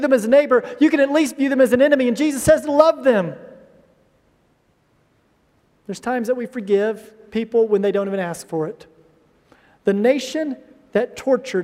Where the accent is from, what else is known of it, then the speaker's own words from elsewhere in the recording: United States; moved away; I'm from the United States